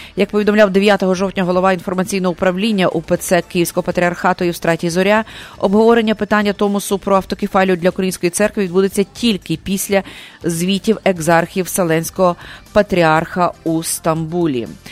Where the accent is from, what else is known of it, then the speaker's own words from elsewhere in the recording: Lviv, Lviv Oblast, Ukraine; я львів'янка